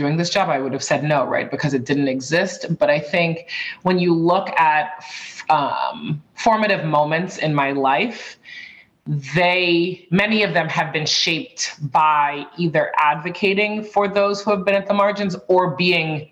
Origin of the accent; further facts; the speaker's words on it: Boston, Massachusetts, United States; also born or lived in San Francisco / Madrid; I grew up on the East Coast in Boston, but I've lived all over the place, Boston, San Francisco, Madrid for a little bit, and now I'm back in Boston.